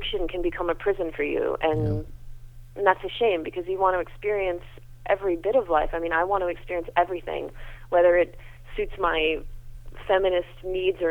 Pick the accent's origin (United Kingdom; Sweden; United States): United States; I'm so American